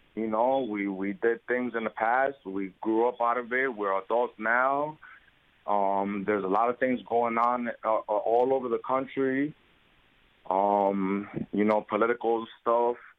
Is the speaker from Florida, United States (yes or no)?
no; Bridgeport, Connecticut, United States; also born or lived in Puerto Rico; I was born in Puerto Rico. I was brought to Bridgeport, Connecticut at the age of one years old um, with my grandmother um, lived here all my life